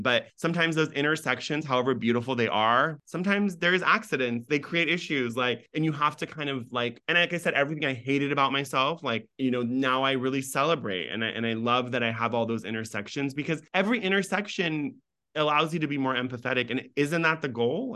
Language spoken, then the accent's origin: English; United States; accent: no accent; first language Farsi; being an American with no accent, grow up in this country